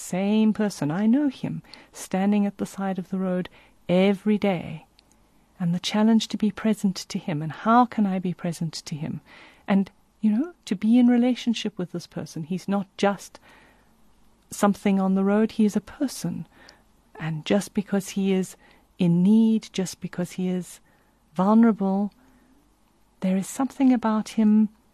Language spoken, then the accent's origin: English; South Africa; I think about growing up in South Africa